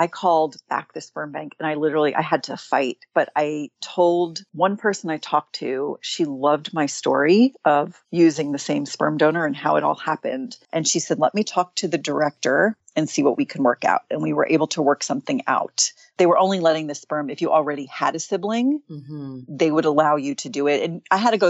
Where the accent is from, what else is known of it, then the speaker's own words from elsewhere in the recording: New York, United States; now in West Coast, United States; I'm from New York. And so I go back there pretty often